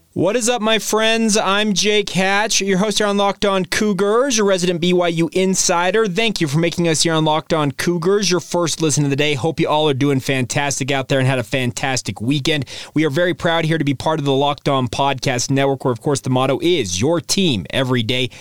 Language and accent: English; Orem, Utah, United States; I grew up in Orem, Utah